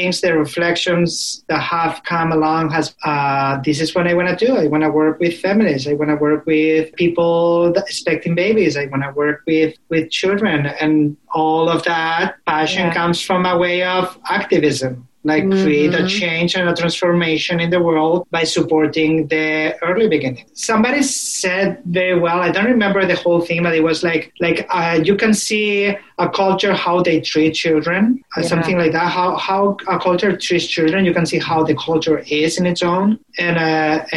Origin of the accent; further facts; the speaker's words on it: an hour from Valencia, Valencian Community, Spain; moved away as an adult; now in Portland, United States; a big city like Valencia, which was an hour away from my hometown